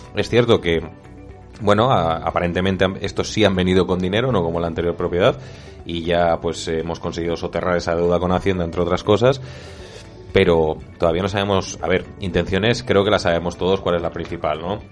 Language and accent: Spanish; Zaragoza, Aragon, Spain; como zaragozano